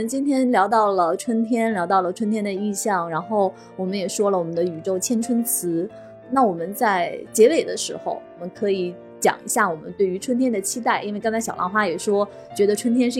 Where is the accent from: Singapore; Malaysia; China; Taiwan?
China; 就是好多我们就是中国人的那种含蓄的情感表达